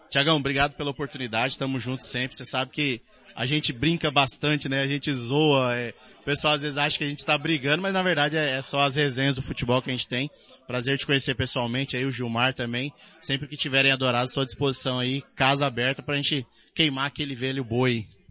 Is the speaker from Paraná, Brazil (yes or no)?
no; Dourados, Mato Grosso do Sul, Brazil; sou da cidade de Dourados, né? Moro aqui já há 32 anos